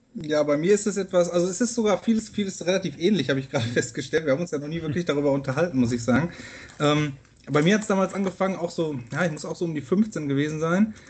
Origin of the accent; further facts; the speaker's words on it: Castrop-Rauxel, North Rhine-Westphalia, Germany; ich komme aus Castro-Brauxel im Herzen des Ruhrgebiets